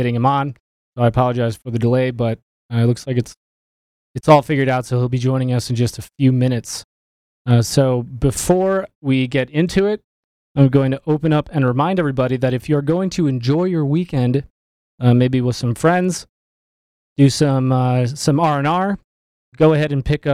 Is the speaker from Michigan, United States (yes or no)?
yes; Michigan, United States; I'm from Michigan